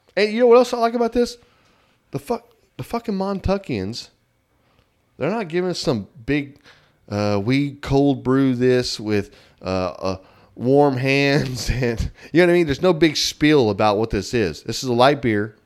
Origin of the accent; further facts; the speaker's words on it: Texas, United States; we're not from Oklahoma. We're from Texas.